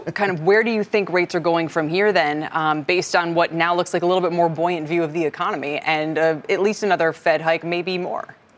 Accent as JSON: {"language": "English", "area": "outside of Syracuse", "region": "New York", "country": "United States", "tie": "born or raised there", "said": "I grew up outside of Syracuse"}